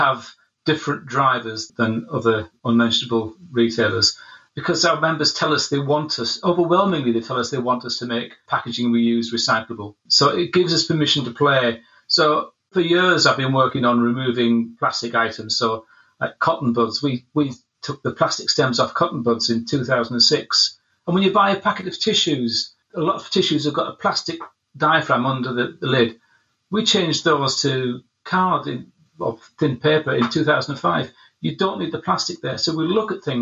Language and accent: English; Scotland, United Kingdom; I'm from Scotland.